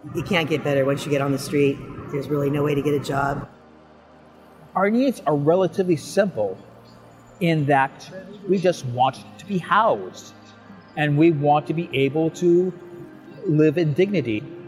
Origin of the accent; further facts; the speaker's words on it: Bay Area, California, United States; I'm from the Bay Area